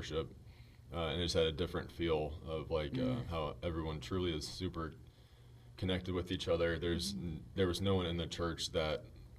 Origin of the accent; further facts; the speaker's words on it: Upland, Indiana, United States; also born or lived in Oregon / Michigan / Muncie, Indiana; So, grew up in Upland. Well. Born in Oregon